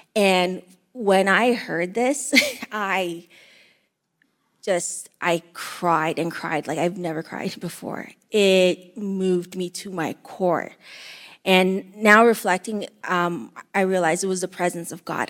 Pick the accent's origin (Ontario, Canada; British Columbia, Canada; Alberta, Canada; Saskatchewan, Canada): Ontario, Canada; Windsor; also born or lived in Eritrea / Greece; we grew up in the Windsor housing area